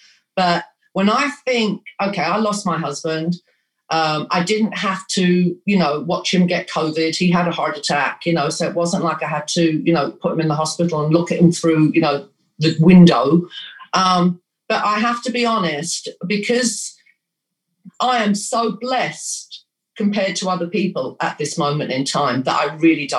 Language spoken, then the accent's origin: English; England, United Kingdom; And I'm like, well, I was born and raised in England. I've spent maybe 6 months of my life in Greece out of 65 years.